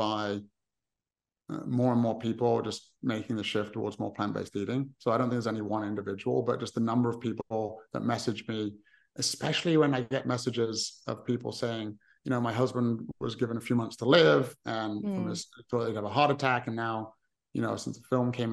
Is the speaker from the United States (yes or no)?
no; England, United Kingdom; I'm from England